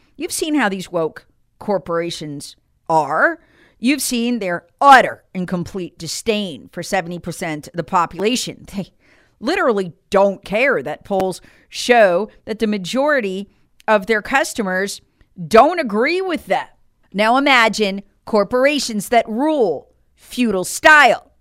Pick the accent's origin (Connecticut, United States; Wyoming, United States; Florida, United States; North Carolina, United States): North Carolina, United States; Charlotte; my hometown of, of Charlotte